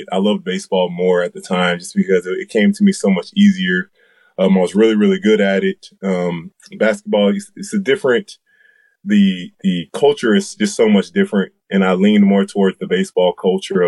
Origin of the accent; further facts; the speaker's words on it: Jacksonville, Florida, United States; I'm from Jacksonville, Florida. My home school would be First Coast